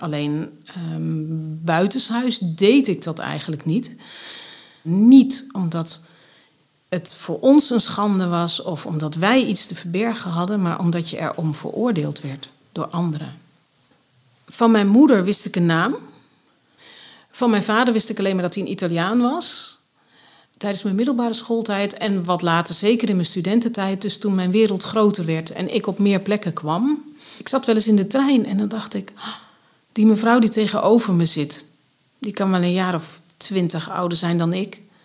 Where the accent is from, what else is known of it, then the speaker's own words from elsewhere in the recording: Grave, North Brabant, Netherlands; also born or lived in Dordrecht; Overgrote deel van mijn jeugd ben ik opgegroeid in Graven in Noord-Brabant. Dat ligt ten zuiden van Nijmegen.